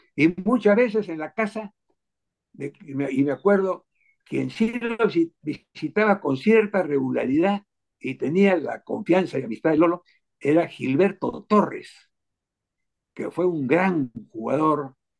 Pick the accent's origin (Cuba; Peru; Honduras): Peru; also born or lived in Berlin, Germany; Yo vine muy pequeñito al Perú a los dos años